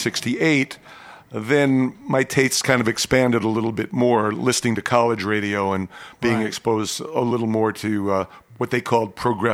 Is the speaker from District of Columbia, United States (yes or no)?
no; New York City, New York, United States; moved away as an adult; also born or lived in Hope, Arkansas / Dallas, Texas; I was from New York City. I'd never lived anywhere else. And now I'm living with a farm family in Hope, Arkansas